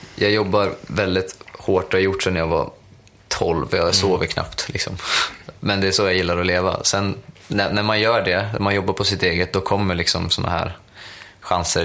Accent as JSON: {"language": "Swedish", "country": "Sweden", "said": "jag är fortfarande svensk"}